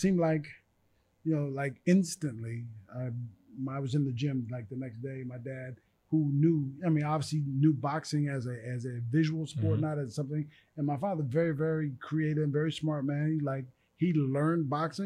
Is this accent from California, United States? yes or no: yes; Long Beach, California, United States; I moved to Long Beach when I was like 3